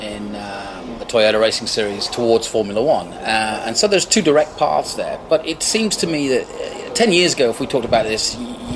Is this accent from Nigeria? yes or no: no; England, United Kingdom; now in United States; I'm an Englishman, but I've lived in the States for a long time